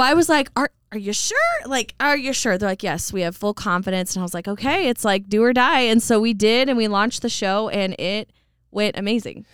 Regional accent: Coeur d'Alene, Idaho, United States; born or raised there; also born or lived in Post Falls, Idaho

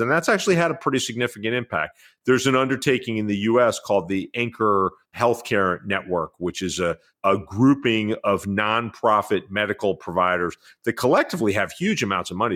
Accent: New York City, New York, United States; as a white kid growing up in New York

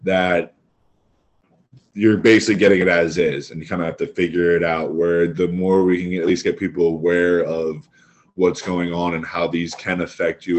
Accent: Philadelphia, Pennsylvania, United States; I'm from Philadelphia

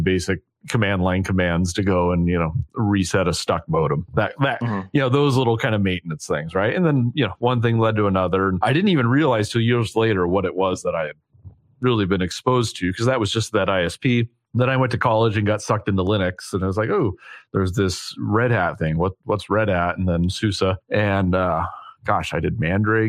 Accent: Vancouver, Washington, United States; born or raised there

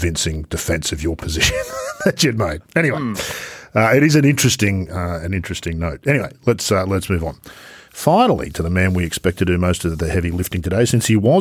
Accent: Australia; accent: Australian; I'm speaking Australian

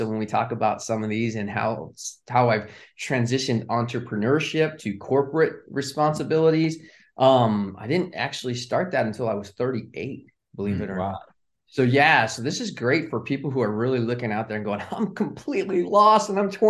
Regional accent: California, United States; moved away as an adult; now in Charlotte, United States; I'm originally from Southern California, but I live in Charlotte today.

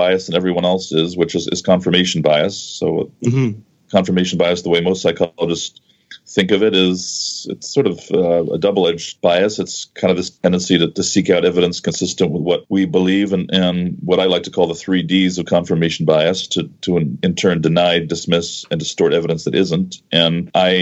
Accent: United States; growing up in the U.S.

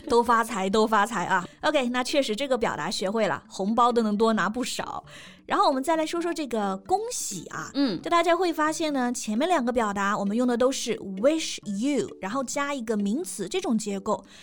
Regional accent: China; 我们中国人

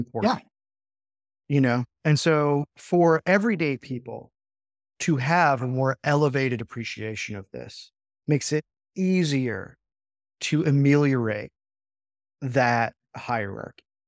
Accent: United States; As an American

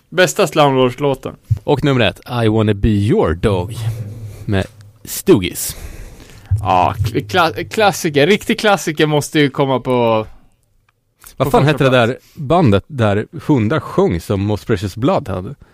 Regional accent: Sweden; som svensk

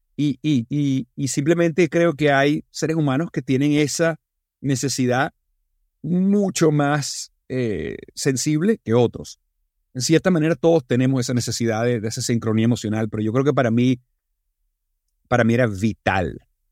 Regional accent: Venezuela; estaba en Venezuela y hablaba español como venezolano.

